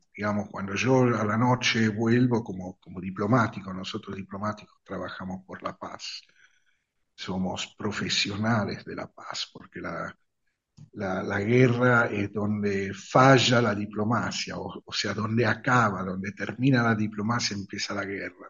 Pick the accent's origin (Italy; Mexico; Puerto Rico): Italy; also born or lived in Rosario, Argentina; como todos los ciudadanos italianos estamos